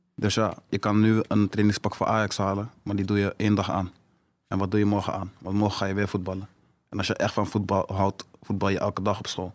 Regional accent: Amsterdam, North Holland, Netherlands; in de staatsledenbeurt deze tijd. En ja, laat dat nou net zijn waar ik vandaan kom.

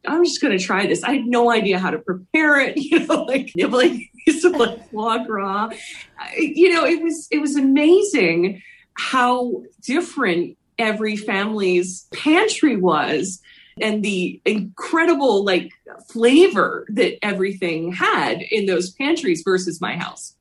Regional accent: Philadelphia, Pennsylvania, United States; I grew up in Philly.

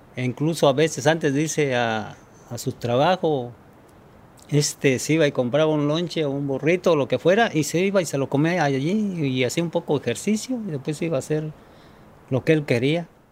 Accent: Tarimoro, Guanajuato, Mexico; now in San Francisco, United States; soy mexicano. Vivo en un pueblito que se llama Tarimoro, Guanajuato

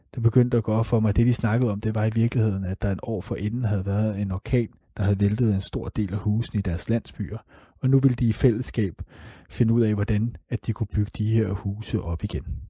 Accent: Denmark; Vi har som danskere et af de allerbedste pas i hele verden.

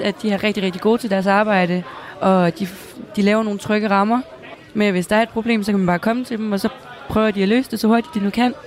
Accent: Næstved, Zealand, Denmark; jeg kommer selv fra Næstved

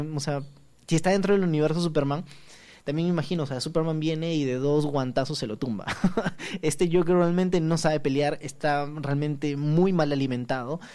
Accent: Peru; como peruanos

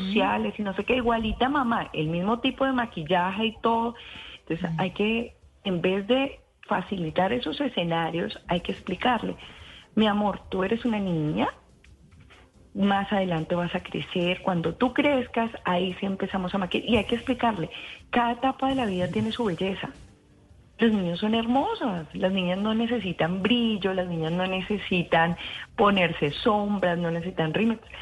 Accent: Tolima, Colombia; Yo misma me crié en Tolima

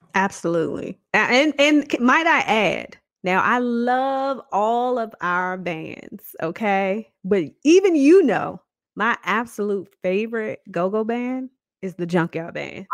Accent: Washington, District of Columbia, United States; we are both DC natives I was born and raised in Southeast Washington, D.C.

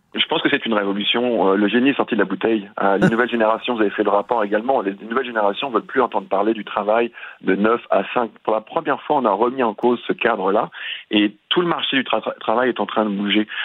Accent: France; now in Canada; je suis originaire de France

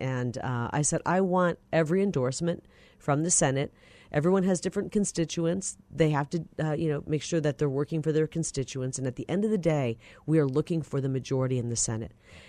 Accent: Iowa, United States; now in Arizona, United States; I grew up in Iowa

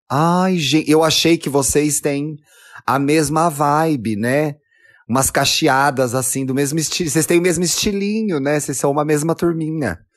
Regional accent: Brazil; E você vê que a gente está em 2020, a gente é brasileira, a gente tem outra, outra vivência

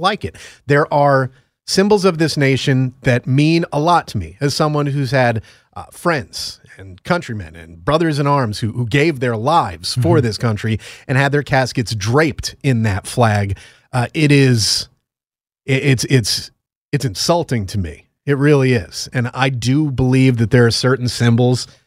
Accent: Connecticut, United States; Quinnipiac in my home state

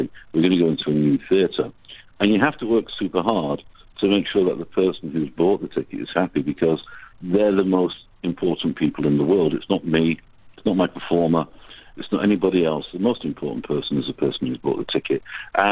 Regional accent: Salford, North West England, United Kingdom; I was born down in Salford

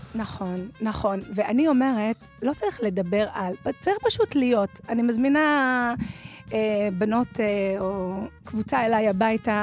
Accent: Dimona, Southern District, Israel; אני מדימונה

